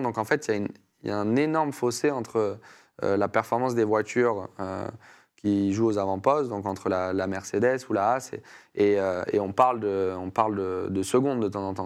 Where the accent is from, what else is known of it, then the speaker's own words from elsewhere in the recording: France; responsabilité aussi que j'avais en tant que Français